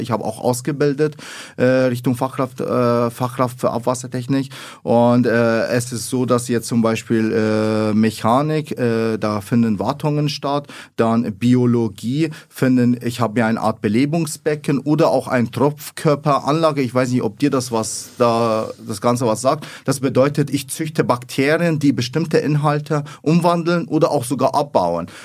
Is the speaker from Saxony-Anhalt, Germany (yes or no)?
no; Lower Bavaria, Germany; accent: Bavarian; also born or lived in Iraq; ich bin in Niederbayern aufgewachsen, also Frei und Grafenau, äh, das ist meine Heimat